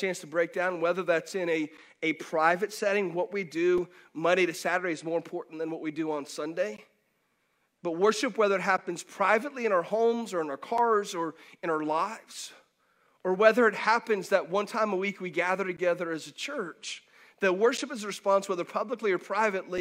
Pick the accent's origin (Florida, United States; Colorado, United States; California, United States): Florida, United States; Pinellas County; I grew up in Pinellas County, so I didn't grow up necessarily with lakes all around, but I did grow up right in the Gulf.